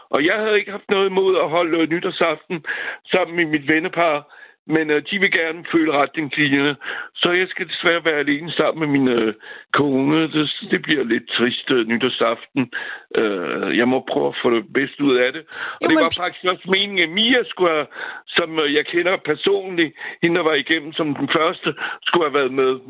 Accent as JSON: {"language": "Danish", "country": "France", "moved": "yes", "lives_now": "Valby, Denmark", "said": "ligesom uh, Frankrig, hvor jeg kommer fra."}